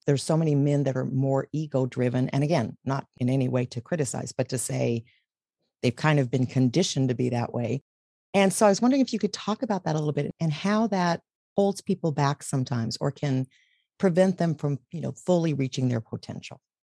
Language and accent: English; Texas, United States; I was raised in Texas